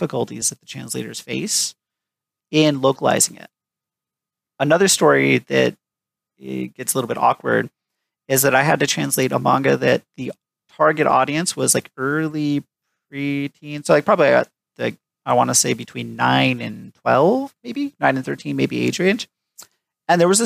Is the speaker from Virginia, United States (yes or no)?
no; Tucson, Arizona, United States; He also lives in Tucson, Arizona now, my hometown.